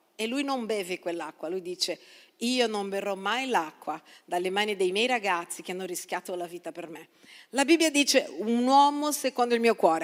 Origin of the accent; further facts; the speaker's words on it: Brazil; now in Italy; sono nata in Brasile